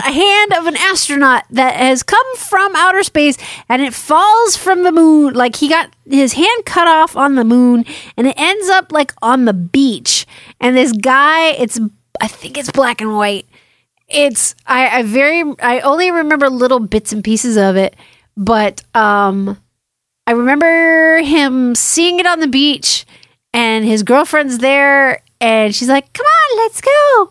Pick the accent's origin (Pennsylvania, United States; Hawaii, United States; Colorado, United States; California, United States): Hawaii, United States; I'm from Hawaii too.